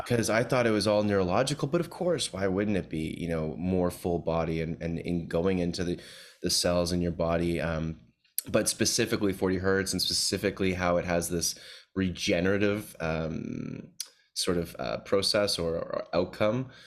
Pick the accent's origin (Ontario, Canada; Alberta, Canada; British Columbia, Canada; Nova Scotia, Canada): Ontario, Canada; Toronto; moved away; I'm back visiting my hometown of Toronto, Canada here